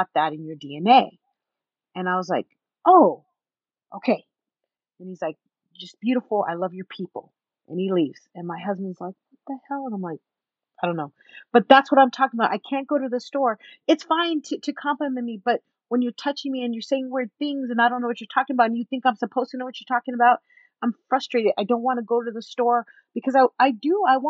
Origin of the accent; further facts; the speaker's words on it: San Antonio, Texas, United States; now in Utah County, United States; San Antonio